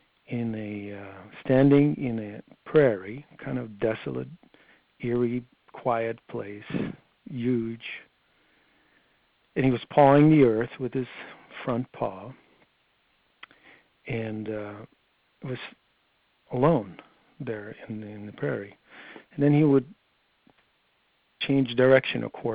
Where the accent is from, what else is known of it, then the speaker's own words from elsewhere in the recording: Netherlands; moved away as an adult; I grew up in Holland for my first 21 years